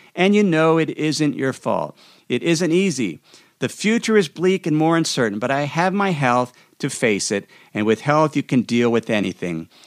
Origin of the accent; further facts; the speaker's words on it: United States; as an American citizen